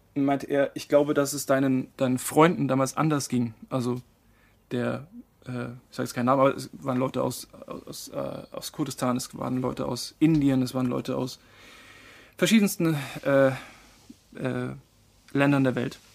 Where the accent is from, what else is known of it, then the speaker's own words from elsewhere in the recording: Marktleuthen, Bavaria, Germany; moved away as an adult; also born or lived in Frankfurt / Mannheim; bin da quasi über einer ja, gut bürgerlichen äh, Gastwirtschaft groß geworden